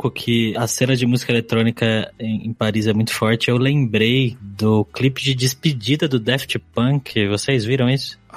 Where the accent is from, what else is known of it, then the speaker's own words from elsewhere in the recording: Brazil; Não é porque eu sou brasileiro